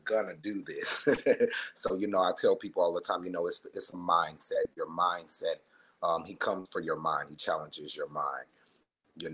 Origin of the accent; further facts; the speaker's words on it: Las Vegas, Nevada, United States; I am a Las Vegas native. I was born and raised here in Las Vegas, Nevada